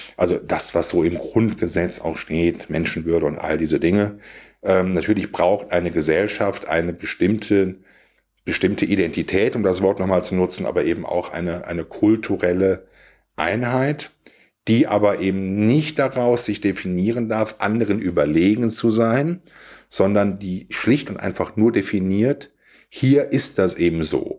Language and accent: German; Siegerland, North Rhine-Westphalia, Germany; ich komme aus dem Siegerland